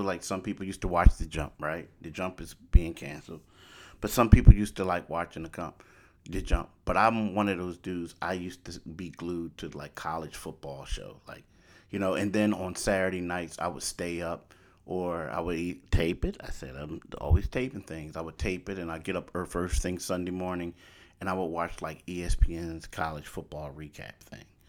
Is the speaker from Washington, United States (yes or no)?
no; Philadelphia, Pennsylvania, United States; also born or lived in Pittsburgh; I grew up in Philly.